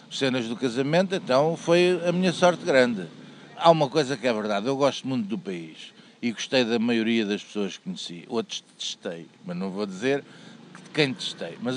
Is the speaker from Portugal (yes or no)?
yes; Lisbon, Portugal; para mim que sou saloia, portanto é a esperteza saloia.